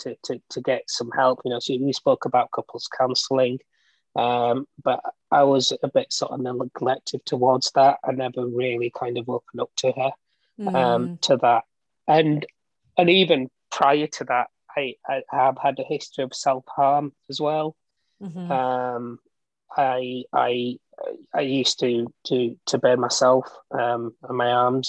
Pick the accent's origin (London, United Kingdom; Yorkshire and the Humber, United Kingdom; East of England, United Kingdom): Yorkshire and the Humber, United Kingdom; Bradford; now in Aberdeen, United Kingdom; I was born in Bradford and I'm 40 years old